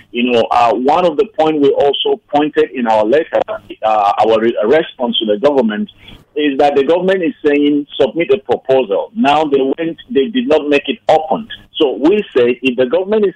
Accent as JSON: {"language": "English", "region": "Plateau", "country": "Nigeria", "tie": "born or raised there", "moved": "as an adult", "lives_now": "United States", "said": "as a Nigerian citizen, as an individual from Plateau State, as one who has gone through education in Nigeria, primary, secondary, and tertiary education"}